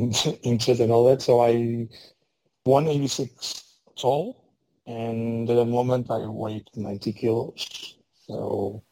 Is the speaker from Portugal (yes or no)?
yes; Portugal; I'm Portuguese. I was born in Portugal.